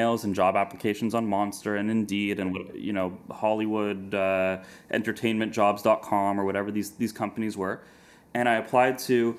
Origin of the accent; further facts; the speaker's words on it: Canada; moved away as an adult; now in United States; as a Canadian